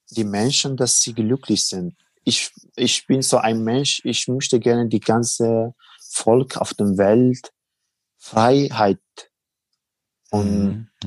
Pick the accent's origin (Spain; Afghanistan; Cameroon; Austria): Afghanistan; Helmand; German is a second language; now in Germany; Also ich bin, also ich war im Helmund äh, bei meinem Heimatland im Krieg ehrenamtlich ja.